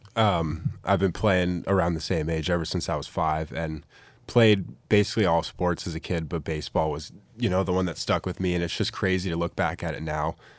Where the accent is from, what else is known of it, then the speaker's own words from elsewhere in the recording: San Francisco area, California, United States; moved away as an adult; now in Eugene, United States; I'm from the San Francisco area, about twenty miles south